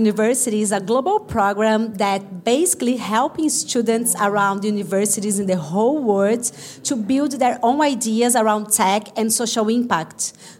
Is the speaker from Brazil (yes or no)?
yes; Brazil; I'm from Brazil